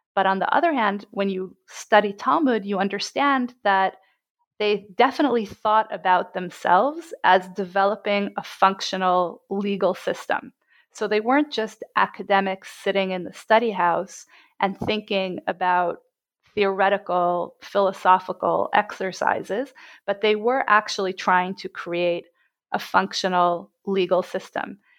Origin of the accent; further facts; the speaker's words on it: Jerusalem, Jerusalem District, Israel; I was born and bred in Jerusalem